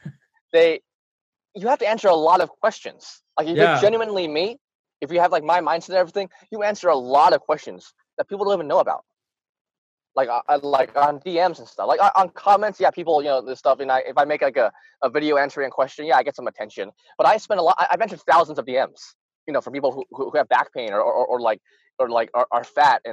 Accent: Arkansas, United States; also born or lived in Utah; I grew up in Arkansas, which is supposed to be a racist state

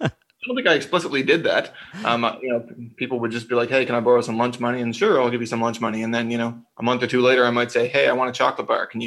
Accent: St. John's, Newfoundland and Labrador, Canada; So I grew up in St. John's

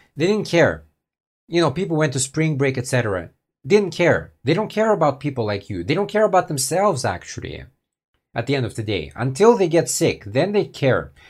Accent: United States; I was born in the States too

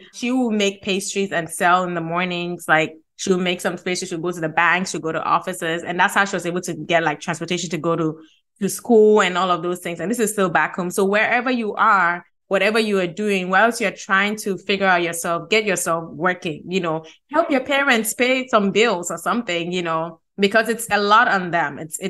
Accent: Ghana; I'm Ghanaian.

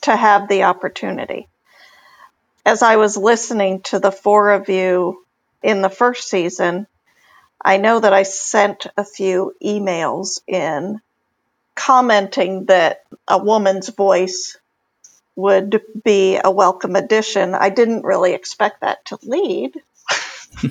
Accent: Texas, United States; moved away as an adult; now in New England, United States; I grew up in Texas

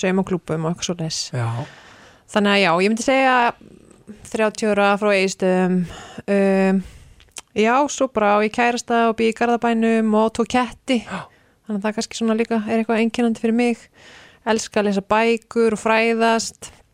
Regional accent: Egilsstaðir, Eastern Region, Iceland; moved away as an adult; now in Reykjavík, Iceland; ég er frá Egilstum mm. fætt og uppalinn þar og flytir rauninni til Reykjavíkur

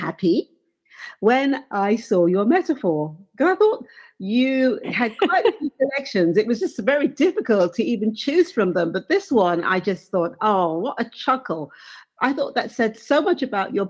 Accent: England, United Kingdom; growing up in England

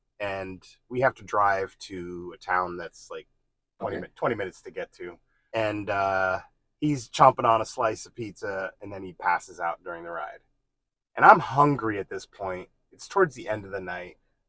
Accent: New Jersey, United States; moved away; I'm from New Jersey.

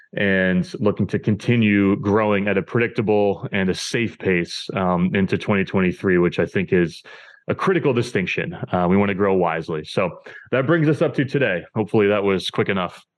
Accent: New Hampshire, United States; moved away as an adult; now in Boston, United States; I currently live in Boston, Massachusetts. I grew up in New Hampshire, um, so I've always lived in the Northeast.

